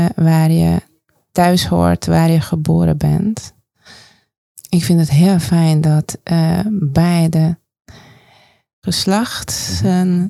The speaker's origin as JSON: {"language": "Dutch", "country": "Hungary", "second_language": "Dutch", "moved": "as an adult", "lives_now": "Netherlands", "said": "mijn vaderland, moederland, Hongarije"}